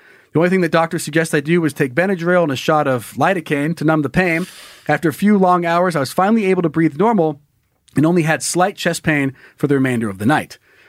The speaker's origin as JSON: {"language": "English", "region": "Wyoming", "country": "United States", "said": "I got back to my home state of Wyoming and got into my unit"}